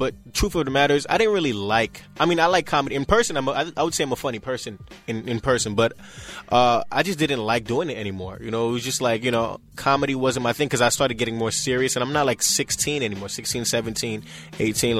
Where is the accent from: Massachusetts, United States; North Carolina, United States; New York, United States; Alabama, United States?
New York, United States; New York City; also born or lived in Canarsie, Brooklyn; I'm from Flatbush, but I've been living in Canarsie for a while now.